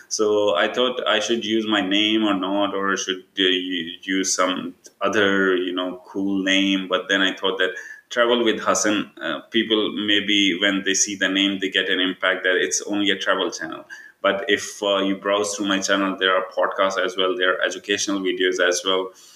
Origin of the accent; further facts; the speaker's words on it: Pakistan; moved away as an adult; also born or lived in Tampere, Finland; now in Kuopio, Finland; I'm like brown from Pakistan